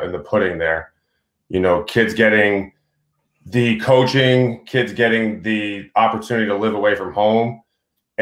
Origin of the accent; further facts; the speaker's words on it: Boston suburbs, Massachusetts, United States; now in Vermont, United States; I grew up in the Boston suburbs